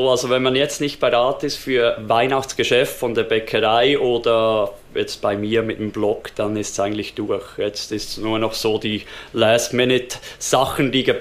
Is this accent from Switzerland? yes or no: yes; Switzerland; Also bei uns in der Schweiz gibt es ja verschiedene Stadien von Ausbildung.